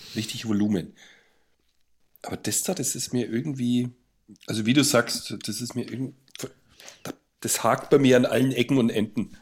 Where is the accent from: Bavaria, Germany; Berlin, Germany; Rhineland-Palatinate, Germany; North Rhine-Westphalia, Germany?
Bavaria, Germany; Bayreuth; bei uns in Bayreuth